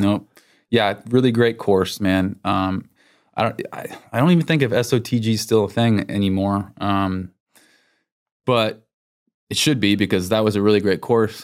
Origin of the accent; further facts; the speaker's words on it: Texas, United States; I'm from Texas